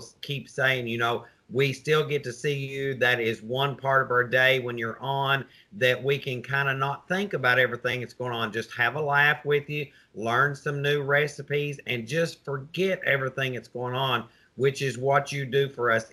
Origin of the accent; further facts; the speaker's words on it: the South, United States; I'm a Southerner